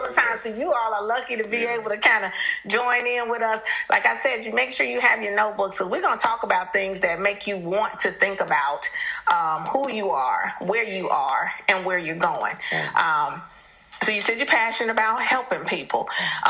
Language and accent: English; Chicago, Illinois, United States; moved away; also born or lived in the South; I'm from Chicago, so it is taking so much for me to say Aaron. Where I'm from, we say Aaron.